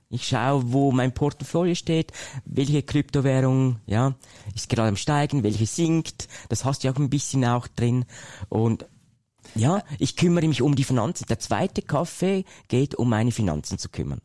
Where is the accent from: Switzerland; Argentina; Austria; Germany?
Switzerland; Ich komme ja aus der Schweiz, mhm. das hört ihr vielleicht